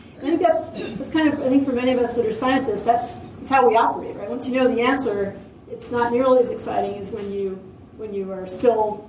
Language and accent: English; Hilo, Hawaii, United States; moved away; I grew up in Hilo, Hawaii